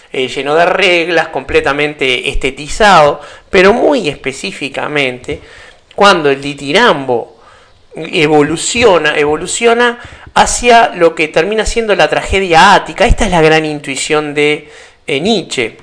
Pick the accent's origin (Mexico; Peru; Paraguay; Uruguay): Uruguay; para los que somos uruguayos